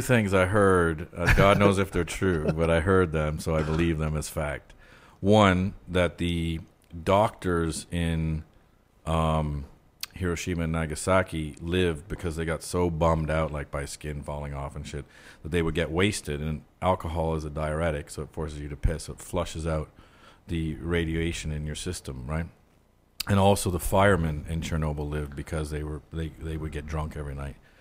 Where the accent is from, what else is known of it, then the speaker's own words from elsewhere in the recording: Ottawa, Ontario, Canada; moved away as an adult; now in United States; where I grew up in Ottawa